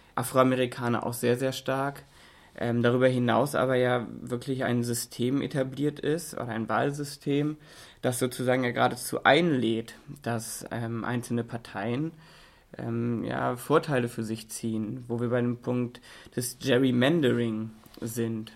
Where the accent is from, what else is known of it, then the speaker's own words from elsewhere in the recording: Germany; bei uns in Deutschland